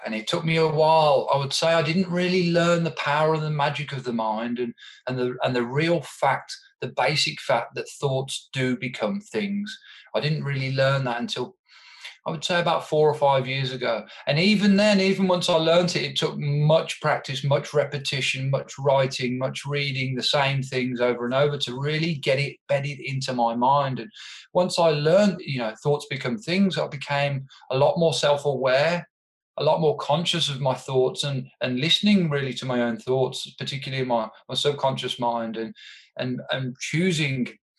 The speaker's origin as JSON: {"language": "English", "region": "England", "country": "United Kingdom", "moved": "yes", "lives_now": "Australia", "said": "As I said, I emigrated here from England, and you know, there's some hoops you have to jump through to be able to stay in Australia."}